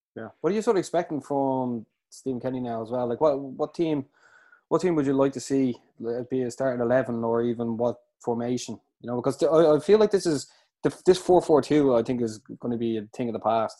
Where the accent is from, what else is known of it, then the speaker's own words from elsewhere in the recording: Ireland; we're all Irish, and we all love Ireland